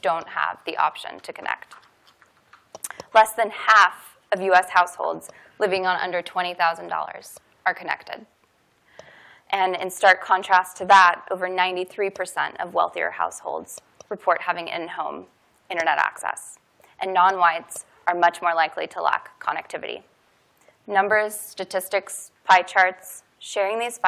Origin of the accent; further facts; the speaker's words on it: Kansas City, Missouri, United States; moved away; my hometown of Kansas City